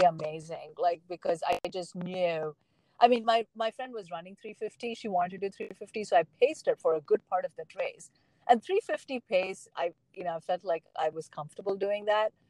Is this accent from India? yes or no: yes; South India, India; moved away; I grew up in South India.